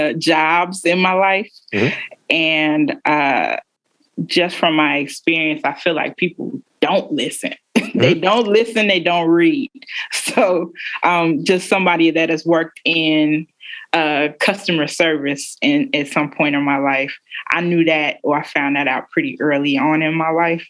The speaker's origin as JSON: {"language": "English", "town": "Chicago", "region": "Illinois", "country": "United States", "moved": "as an adult", "lives_now": "Baltimore, United States", "said": "I am originally from Chicago"}